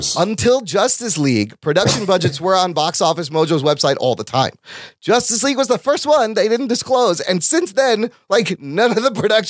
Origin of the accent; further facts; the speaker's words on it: Skokie, Illinois, United States; I grew up in Skokie.